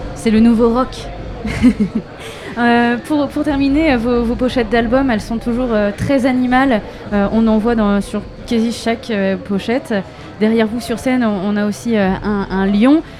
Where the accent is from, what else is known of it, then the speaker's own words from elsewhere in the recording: Brittany, France; je suis une Bretonne